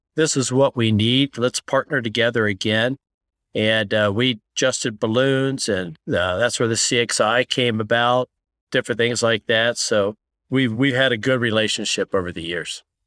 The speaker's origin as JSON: {"language": "English", "town": "Columbus", "region": "Ohio", "country": "United States", "tie": "born or raised there", "said": "they recruited me back to Columbus. So I, I came back to my hometown"}